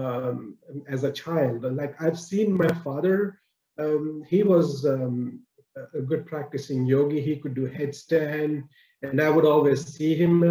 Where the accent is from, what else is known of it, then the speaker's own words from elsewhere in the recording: Mumbai, Maharashtra, India; moved away as an adult; now in Canada; born and raised in Bombay, in India. I moved over to Canada when I was about 30, 31